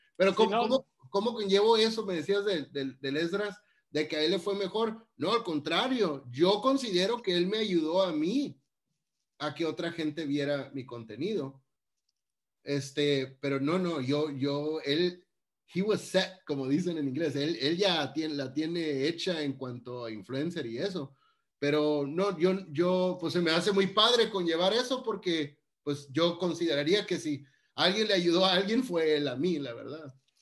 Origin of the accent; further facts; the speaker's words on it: Mexicali, Baja California, Mexico; yo crecí en Mexicali, Baja California, y la gente ahí somos muy platicadora